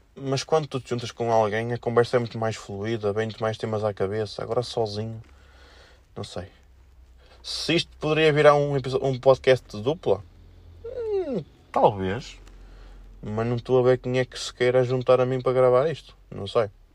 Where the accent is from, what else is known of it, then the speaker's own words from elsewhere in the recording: Felgueiras, Norte, Portugal; accent: felgueirense; o meu sotaque mais felgueirense, mais aqui da zona